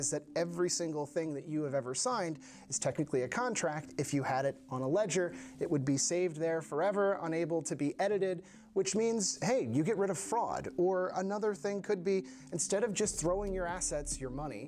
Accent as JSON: {"language": "English", "town": "Washington", "region": "District of Columbia", "country": "United States", "moved": "as an adult", "lives_now": "Copenhagen, Denmark", "said": "I'm originally from Washington, D.C., but I've been living here in Copenhagen, Denmark for almost 7 years now."}